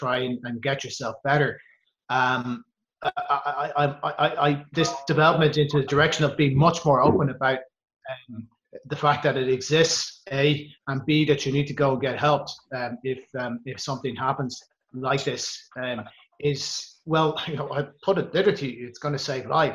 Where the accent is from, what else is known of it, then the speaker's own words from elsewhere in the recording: Ireland; now in Germany; I'm Irish, another Catholic country